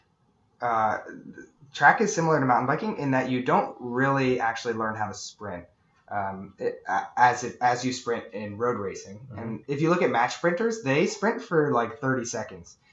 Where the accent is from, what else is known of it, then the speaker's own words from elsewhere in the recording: East Coast, United States; moved away; Where I grew up on the East Coast, there the mountains are 2 or 3 minutes